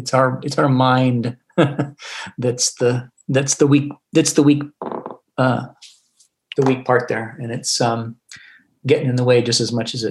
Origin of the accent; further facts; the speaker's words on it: Northern California, United States; moved away as an adult; also born or lived in Seattle / Milwaukee, Wisconsin; I grew up in Northern California